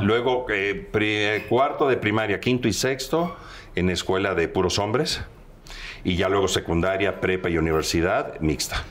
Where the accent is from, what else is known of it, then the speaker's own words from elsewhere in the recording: Veracruz, Mexico; moved away; yo soy oriundo de Veracruz, del puerto